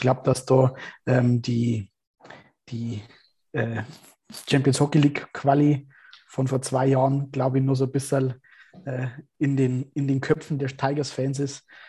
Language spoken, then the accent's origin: German; Straubing, Bavaria, Germany; bei uns in Straubing